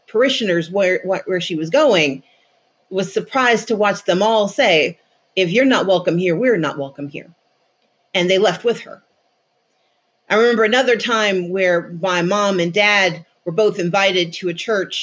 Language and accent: English; Mississippi, United States; I grew up in Mississippi